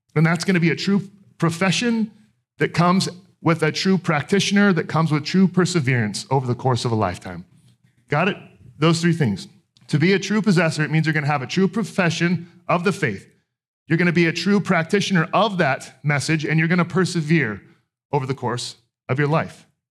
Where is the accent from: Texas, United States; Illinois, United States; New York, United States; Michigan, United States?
Texas, United States; I grew up in Texas